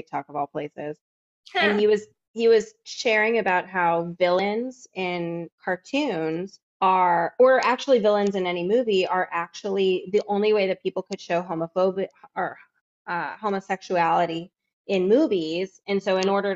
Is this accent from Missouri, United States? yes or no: yes; Missouri, United States; growing up in Missouri